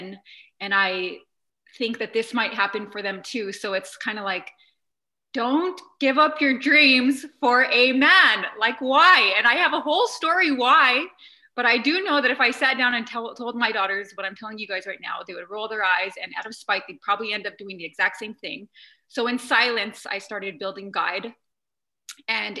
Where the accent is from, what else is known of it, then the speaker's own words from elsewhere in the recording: New Mexico, United States; where I come from, I'm from New Mexico, and we're a certain culture